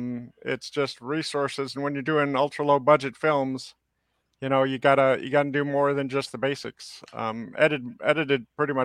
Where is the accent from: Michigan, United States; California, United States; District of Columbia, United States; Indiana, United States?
California, United States; San Francisco; I'm originally from San Francisco.